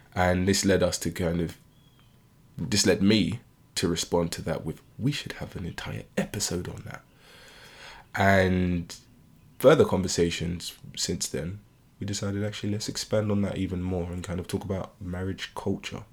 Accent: United Kingdom; I was born and raised in the U K

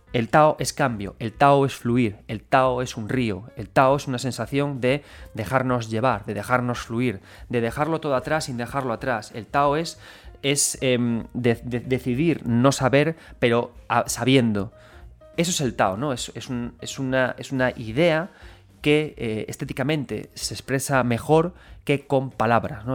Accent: A Coruña, Galicia, Spain; yo soy gallego

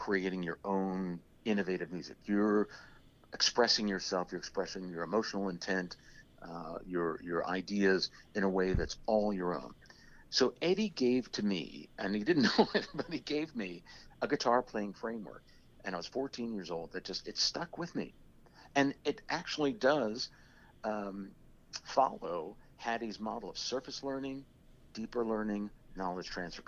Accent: New Jersey, United States; I grew up in South Jersey in the Delaware Valley

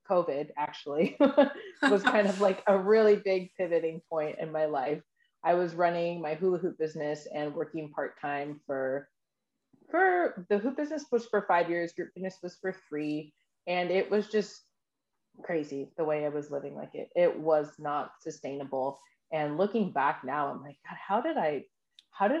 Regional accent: Kent, Washington, United States; moved away as an adult; also born or lived in San Diego, California / Puerto Rico; now in Sacramento, United States; I was born in San Diego. I was raised in a military family. I lived in Puerto Rico for a little bit, and I grew up in Washington State, in Kent, Washington. It's about 20 minutes outside of Seattle, and I lived there until I was 19.

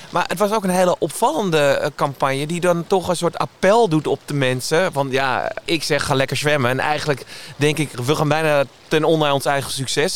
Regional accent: Amsterdam, North Holland, Netherlands; Ik ben geboren in Amsterdam

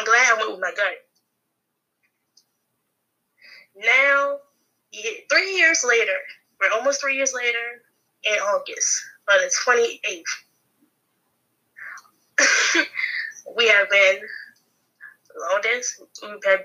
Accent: Capitol Heights, Maryland, United States; I'm from Capitol Heights

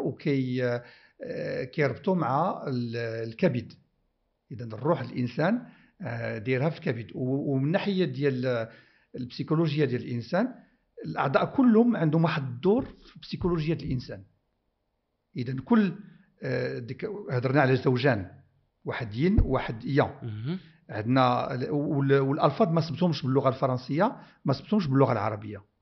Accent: Morocco; بلادي المغرب

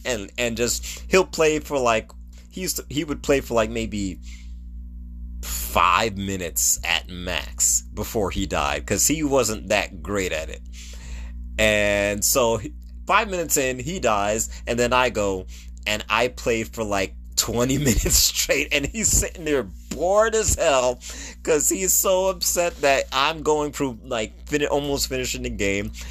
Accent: United States; I'm an American

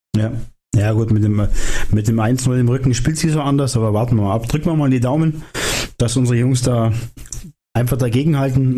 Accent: where the Isar flows, Bavaria, Germany; moved away; da wo ich herkomme, sagt man das so. Da geht noch viel Wasser die Isar runter.

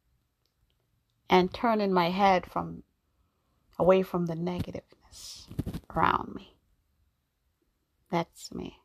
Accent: New York, United States; also born or lived in Jamaica; I was born in Jamaica. I grew up in New York

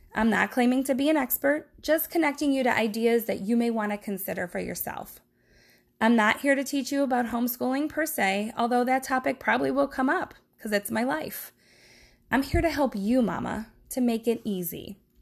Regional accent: Brooklyn, Ohio, United States; moved away as an adult; also born or lived in Milwaukee, Wisconsin / East Coast; I grew up in Brooklyn, Ohio, which is a suburb of Cleveland

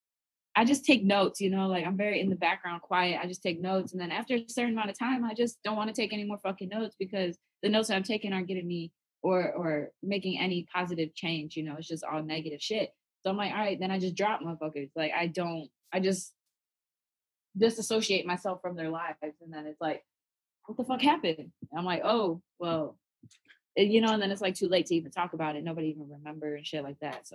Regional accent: Chicago, Illinois, United States; moved away; I grew up where you couldn't address your emotions, especially growing up in Chicago

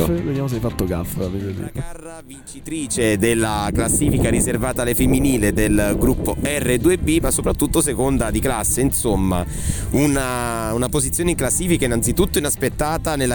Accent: Cisternino, Apulia, Italy; No, sono di Cisternino.

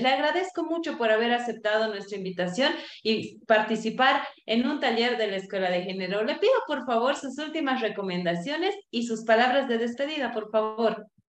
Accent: Cochabamba, Bolivia; como buenos cochabambinos, ingeniero

